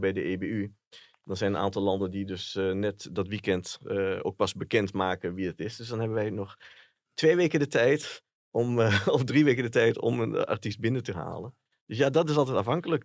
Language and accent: Dutch; Enschede, Overijssel, Netherlands; dat ik uit Enschede kwam